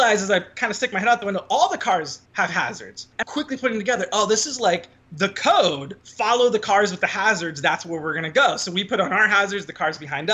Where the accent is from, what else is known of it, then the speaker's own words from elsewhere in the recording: Irvine, California, United States; growing up in Irvine, pretty robust Asian population